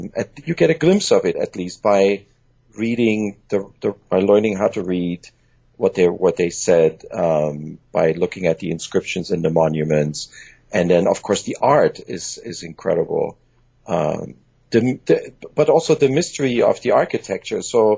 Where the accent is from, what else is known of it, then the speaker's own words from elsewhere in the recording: Germany; English is a second language; also born or lived in Iran; father is Iranian, my mom is German, and just like you, I actually grew up in Germany and in Iran, and English is my third language.